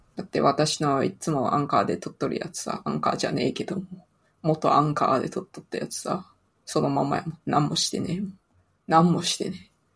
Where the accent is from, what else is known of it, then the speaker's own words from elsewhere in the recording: Toyama, Japan; accent: Toyama dialect; 富山弁が出ました。